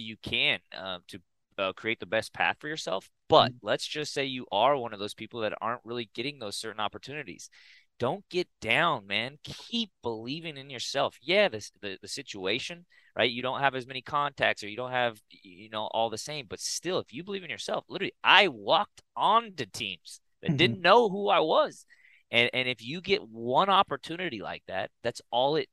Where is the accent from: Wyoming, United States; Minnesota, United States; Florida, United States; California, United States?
California, United States; Pasadena; moved away as an adult; also born or lived in Corvallis, Oregon; My whole life, I grew up in Pasadena